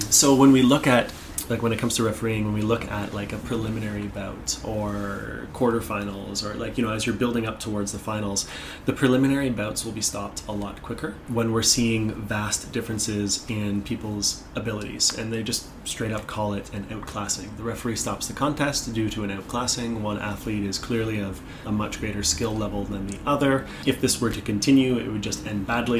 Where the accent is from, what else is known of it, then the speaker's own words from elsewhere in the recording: Toronto, Ontario, Canada; in Toronto, Ontario, where I'm from